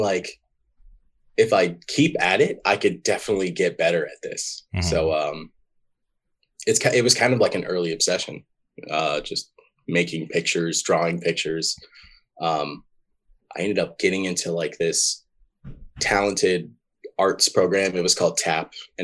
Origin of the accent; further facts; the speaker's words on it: Shreveport, Louisiana, United States; I grew up in Shreveport, Louisiana.